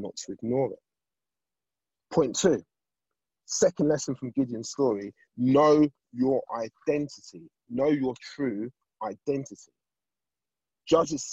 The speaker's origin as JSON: {"language": "English", "region": "London", "country": "United Kingdom", "tie": "born or raised there", "said": "I grew up in Southeast London"}